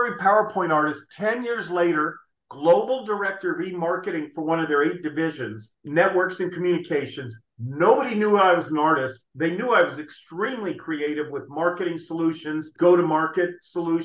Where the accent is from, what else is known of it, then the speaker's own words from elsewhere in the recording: San Jose, California, United States; I was born and raised in San Jose